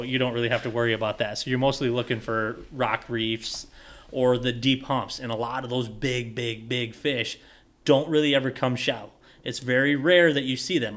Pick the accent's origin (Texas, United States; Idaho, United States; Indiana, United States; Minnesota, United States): Minnesota, United States; Hayfield; moved away as an adult; also born or lived in South Central Iowa / Ontario, Canada; I'm from Southeast Minnesota too